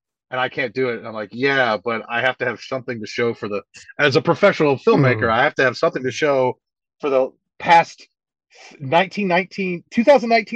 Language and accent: English; High Point, North Carolina, United States; I'm from Little Chicago. It's the 34, you know. We're the High Point is the 259th largest city in America